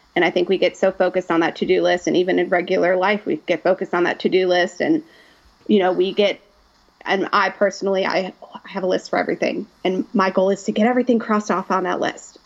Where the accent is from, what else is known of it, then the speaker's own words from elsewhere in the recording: Chicago, Illinois, United States; moved away as an adult; now in Oxford, United States; I'm originally from the Chicagoland area